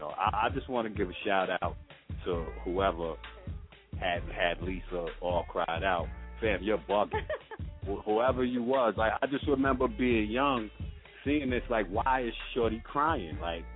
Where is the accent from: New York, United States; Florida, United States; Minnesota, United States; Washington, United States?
New York, United States; New York City; I growing up in Brooklyn